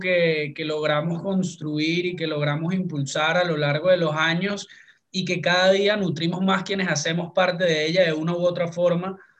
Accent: Venezuela; sentimiento de pertenencia como venezolano

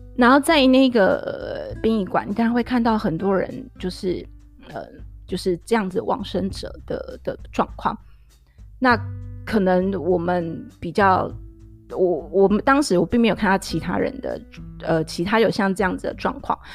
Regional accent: Tainan, Taiwan; also born or lived in Taipei; 因为我是台南人

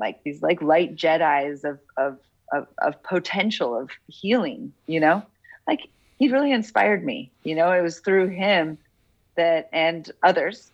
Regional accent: Boulder, Colorado, United States; also born or lived in Denver, Colorado / South Florida / Pennsylvania; then we moved to Boulder, Colorado, and that's where I did the rest of my schooling in the Waldorf School

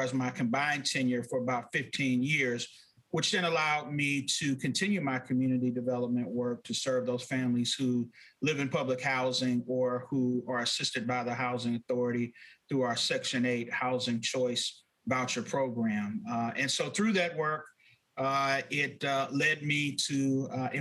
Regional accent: Los Angeles, California, United States; now in St. Louis, United States; born and raised in South Central Los Angeles.

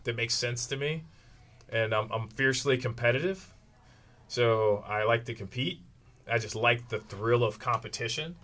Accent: Kankakee, Illinois, United States; I'm from Kankakee, Illinois

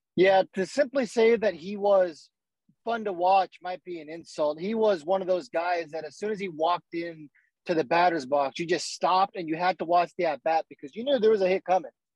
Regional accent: San Diego, California, United States; growing up in San Diego, uh, you know, my dad's a big Padres fan

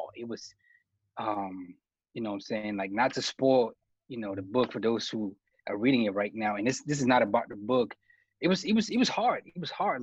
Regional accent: Cameroon; me being from Cameroon

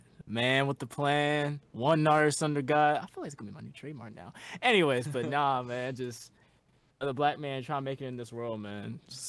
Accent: Houston, Texas, United States; We're both from Houston, Texas.

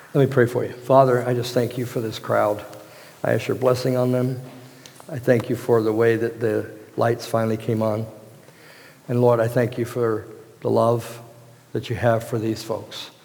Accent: Hampton, Virginia, United States; moved away; I was raised in Hampton, Virginia

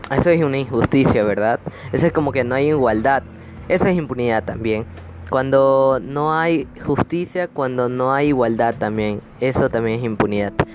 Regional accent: Ecuador; aquí en mi país, Ecuador

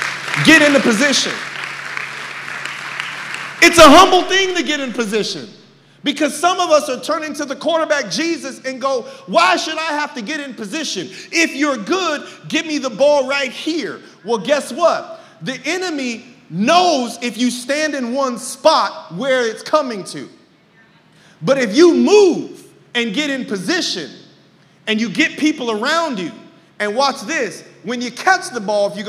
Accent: California, United States; now in Texas, United States; Oh. I'm not from California anymore. I'm from Texas.

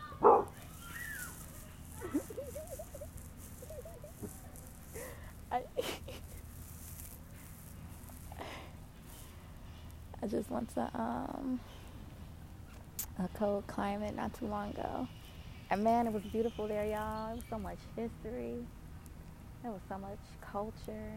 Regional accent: Detroit, Michigan, United States; moved away; I grew up in Detroit, Michigan.

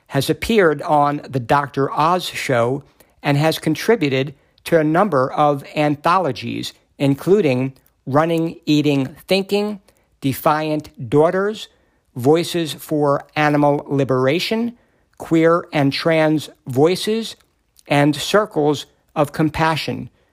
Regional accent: New York, United States; I was born and raised in New York

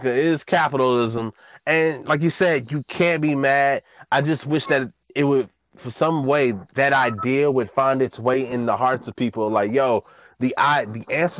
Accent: Dallas, Texas, United States; moved away; When I was leaving from Woodtown, they fucking added sidewalks. And I remember just throughout all of the time I lived over there

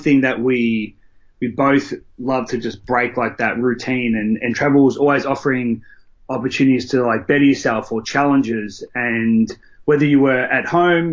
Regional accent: Melbourne, Victoria, Australia; moved away; I'm from Melbourne, Australia

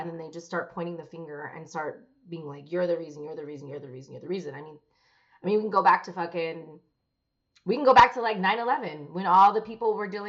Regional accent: Philippines; well, I'm Filipino, so I'll make keto food, Filipino food.

